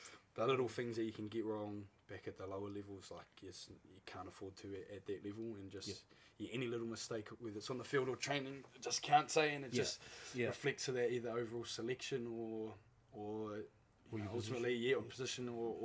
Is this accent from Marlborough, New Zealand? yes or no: yes; Marlborough, New Zealand